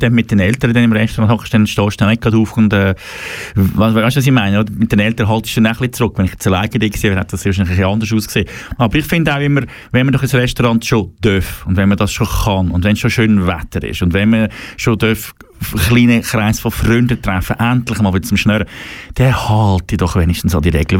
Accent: German-speaking Switzerland, Switzerland; bei uns in Deutschschweiz

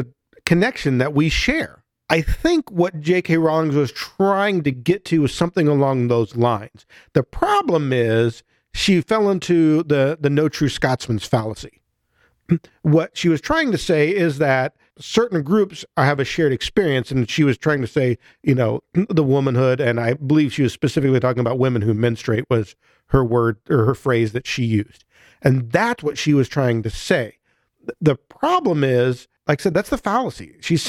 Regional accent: near Chicago, Illinois, United States; I grew up near Chicago

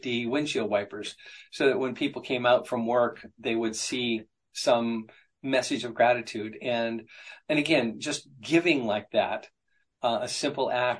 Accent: Appalachia, United States; I grew up in Appalachia

